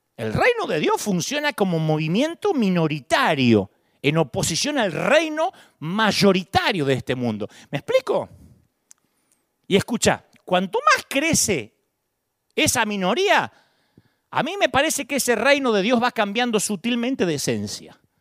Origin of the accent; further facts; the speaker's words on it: Argentina; de chiquitito me inculcaron, vos sos argentino